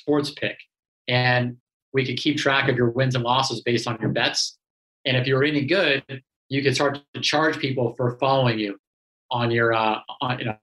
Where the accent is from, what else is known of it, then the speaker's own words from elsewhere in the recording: Los Angeles, California, United States; being born and raised in Los Angeles